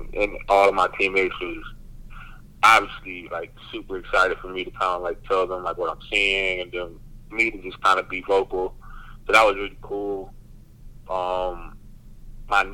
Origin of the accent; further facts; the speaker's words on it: Garner, North Carolina, United States; I grew up in Garner, North Carolina, which is like the south side of the valley.